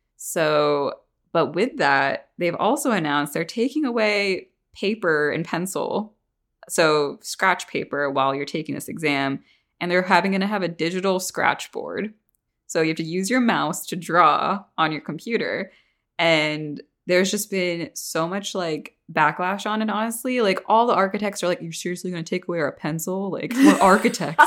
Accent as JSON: {"language": "English", "region": "Northeast", "country": "United States", "moved": "yes", "lives_now": "Atlanta, United States", "said": "I'm from the Northeast where it's, like, you don't talk to your neighbors"}